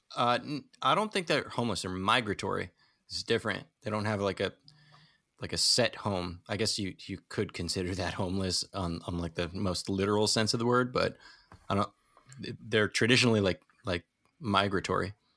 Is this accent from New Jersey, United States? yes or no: yes; New Jersey, United States; now in New York, United States; I'm from New Jersey